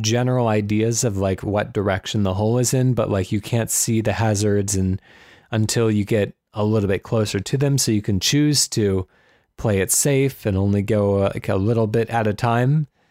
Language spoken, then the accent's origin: English; United States; I'm an American.